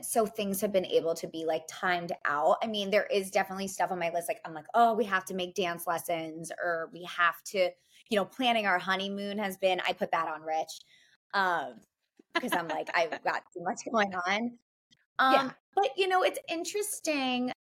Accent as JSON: {"language": "English", "region": "New York", "country": "United States", "said": "Like when I hired a planner, I knew like as a New Yorker"}